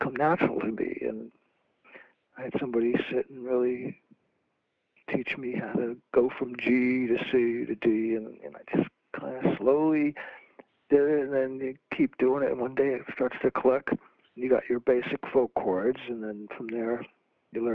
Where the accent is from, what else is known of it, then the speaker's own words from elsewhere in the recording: New Jersey, United States; moved away as an adult; also born or lived in Maryland; I moved from New Jersey down to Maryland